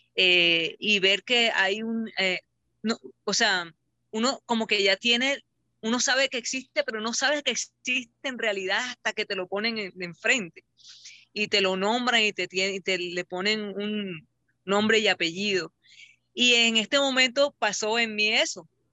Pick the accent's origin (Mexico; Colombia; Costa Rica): Colombia; Barranquilla, Atlántico; de Barranquilla, Curramba la Bella, desde Colombia